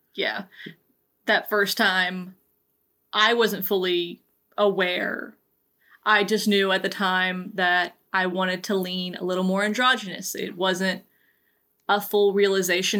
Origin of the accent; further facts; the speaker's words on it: Georgia, United States; I grew up in the deep South. I am originally from Georgia